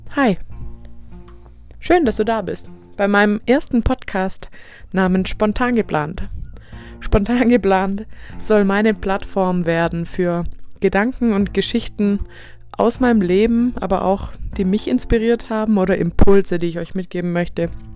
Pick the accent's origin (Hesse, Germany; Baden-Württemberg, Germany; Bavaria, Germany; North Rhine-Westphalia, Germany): Baden-Württemberg, Germany; Swabia; accent: Swabian; dass mein Dialekt hier rauskommt und zu hören ist